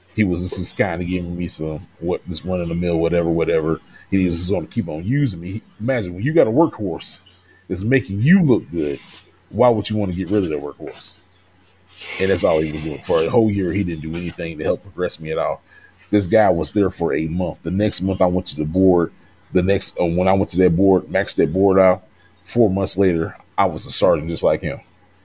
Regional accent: the South, United States; You know, I'm from the South, you know.

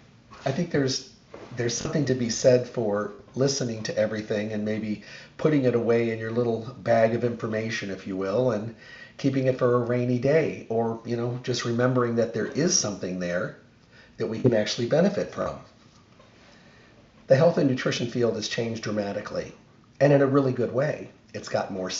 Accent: Midwest, United States; now in Las Vegas, United States; when I was growing up in the Midwest, we had goldenrod, and they would cut the wheat fields

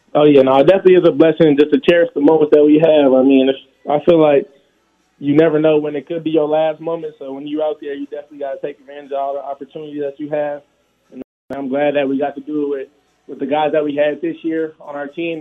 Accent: Las Vegas, Nevada, United States; born or raised there

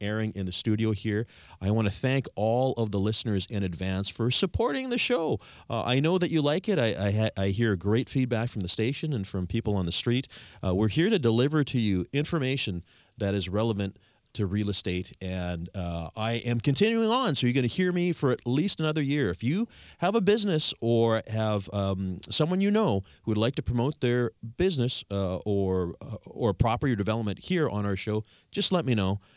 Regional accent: Victoria, British Columbia, Canada; born and raised in Victoria

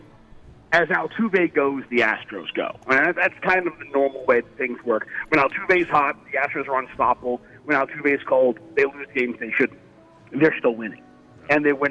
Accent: New York, United States; I'm from New York

